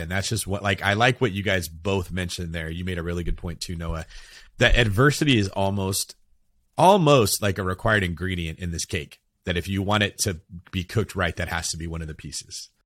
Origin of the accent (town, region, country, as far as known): California, United States